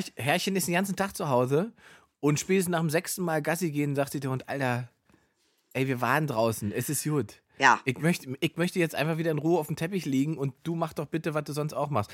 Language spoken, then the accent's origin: German; Saxony-Anhalt, Germany; aus dem Ort, wo ich herkomme, aus Sachsen-Anhalt